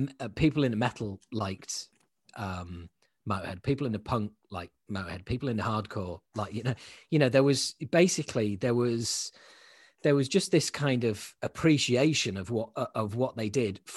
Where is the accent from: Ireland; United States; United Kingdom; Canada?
United Kingdom; Yorkshire and the Humber; now in London, United Kingdom; I'm originally from Yorkshire, and I support Leeds United.